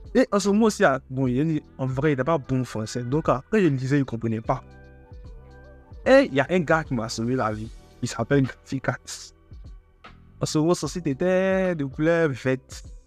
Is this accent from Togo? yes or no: yes; Togo; je suis togolais